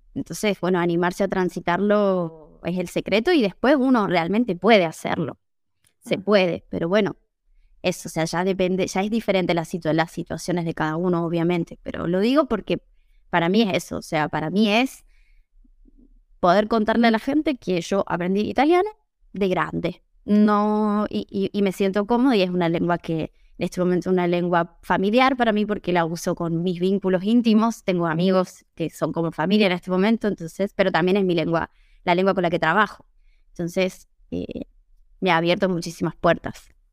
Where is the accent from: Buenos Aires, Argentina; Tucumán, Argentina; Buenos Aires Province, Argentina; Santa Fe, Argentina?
Tucumán, Argentina; San Miguel de Tucumán; first language Spanish; moved away as an adult; also born or lived in Italy; now in Seville, Spain; Yo soy de Tucumán. No sé si la tienen tanto en el mapa. Es una ciudad, yo diría que es la cuarta ciudad más grande de Argentina